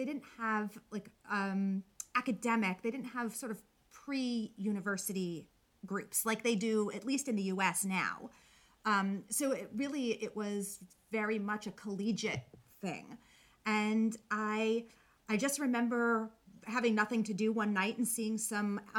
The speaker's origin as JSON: {"language": "English", "region": "New York", "country": "United States", "also_born_or_lived": "Binghamton, New York", "moved": "as an adult", "lives_now": "Washington, D.C., United States", "said": "I'm from New York"}